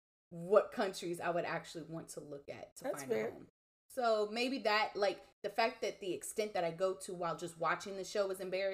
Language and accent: English; Houston, Texas, United States; also born or lived in Austin, Texas / Beaumont, Texas; Because I moved around between Austin, Beaumont, and Houston.